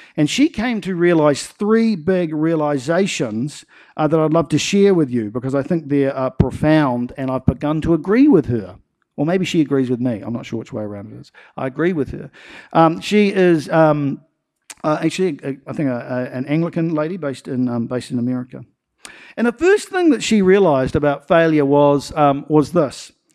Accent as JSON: {"language": "English", "region": "Nelson", "country": "New Zealand", "tie": "born or raised there", "said": "growing up in Nelson"}